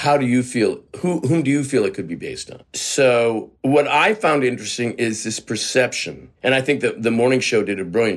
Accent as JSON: {"language": "English", "country": "Canada", "tie": "born or raised there", "moved": "as an adult", "said": "I'm a Canadian actor. You know, I spent the first 3 decades of my life just living in Canada."}